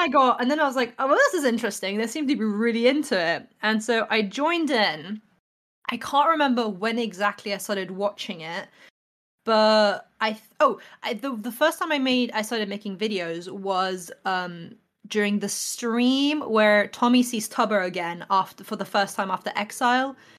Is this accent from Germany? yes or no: no; England, United Kingdom; I'm an artist from England.